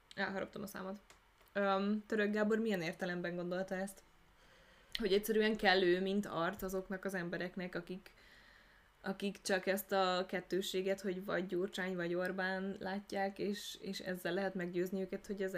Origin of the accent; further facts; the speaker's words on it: Hungary; Magyarországra születtünk